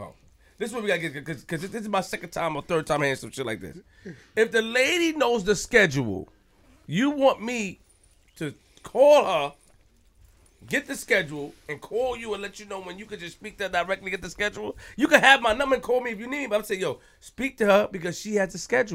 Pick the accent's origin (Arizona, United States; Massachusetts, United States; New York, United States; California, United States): New York, United States; No. I'm from Linden and Farmers.